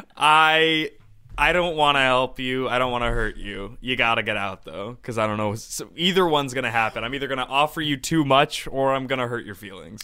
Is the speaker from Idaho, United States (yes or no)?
yes; Boise, Idaho, United States; now in New York, United States; I'm from Boise